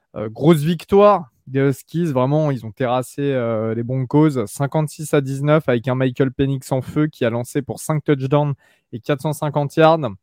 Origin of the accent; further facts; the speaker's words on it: France; chez nous en France